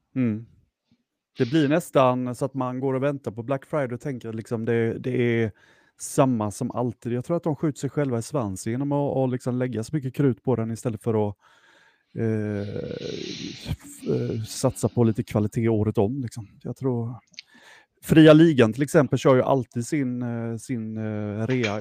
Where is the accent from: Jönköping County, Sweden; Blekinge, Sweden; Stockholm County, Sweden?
Jönköping County, Sweden; Jönköping; vi är ju från Jönköping, de flesta av oss